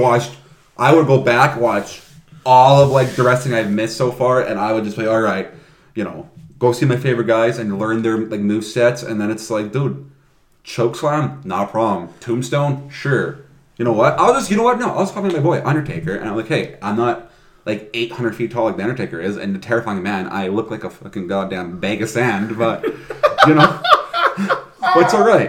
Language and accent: English; Canada; also born or lived in Calgary, Alberta; now in Vancouver, Canada; we're Canadian. I used to live in Calgary.